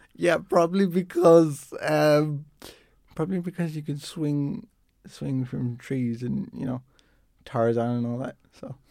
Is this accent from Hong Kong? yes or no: no; Dublin, Leinster, Ireland; I'm from, I'm from Dublin